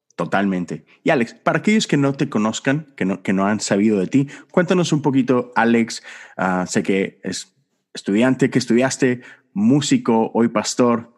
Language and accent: Spanish; Monterrey, Nuevo León, Mexico; mi padre, que tiene una pequeña iglesia en Monterrey, de donde yo soy